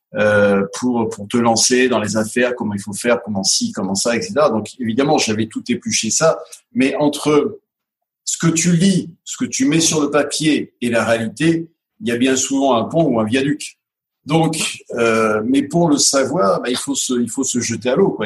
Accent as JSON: {"language": "French", "town": "Grenoble", "region": "Auvergne-Rhône-Alpes", "country": "France", "tie": "born or raised there", "said": "je suis né à, à Grenoble, il y a, il y 58 ans"}